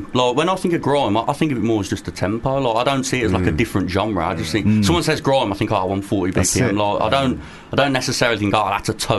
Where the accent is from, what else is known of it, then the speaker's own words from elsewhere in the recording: Birmingham, West Midlands, United Kingdom; accent: Brummie; I'm from Birmingham.